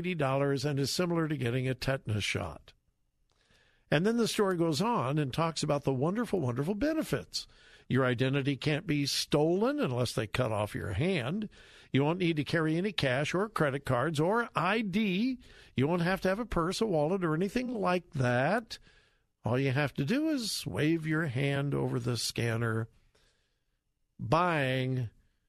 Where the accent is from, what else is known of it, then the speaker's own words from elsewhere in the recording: Southern California, United States; moved away as an adult; now in Ohio, United States; I grew up in Southern California